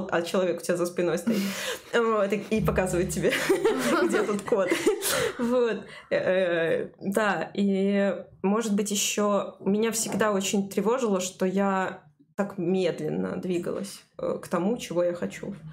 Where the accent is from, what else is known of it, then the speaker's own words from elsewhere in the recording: Kyrgyzstan; Russian is a second language; Я просто из Кыргызстана, простите меня, пожалуйста, за мой русский.